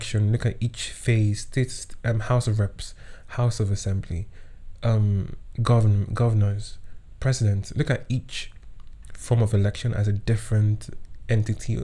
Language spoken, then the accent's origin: English; Kwara, Nigeria; I was born and raised in Kwara State